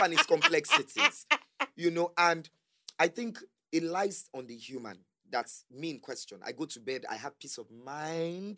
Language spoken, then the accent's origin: English; Lagos, Nigeria; I grew up in Yaba